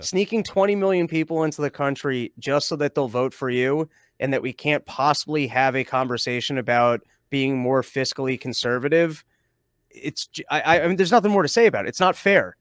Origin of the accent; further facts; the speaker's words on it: Connecticut, United States; also born or lived in New York; I'm originally from Connecticut, but I've definitely, uh, spent a lot of time in New York too.